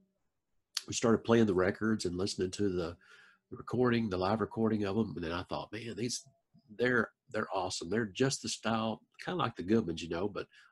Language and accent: English; Ashdown, Arkansas, United States; I grew up in Ashdown, Arkansas